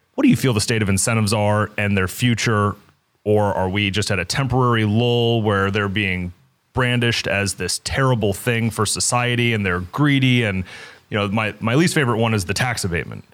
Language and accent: English; Kansas City, Missouri, United States; I grew up in Kansas City.